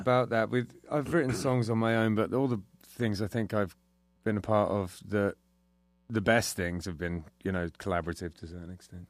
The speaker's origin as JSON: {"language": "English", "region": "England", "country": "United Kingdom", "moved": "yes", "lives_now": "United States", "said": "I'm English"}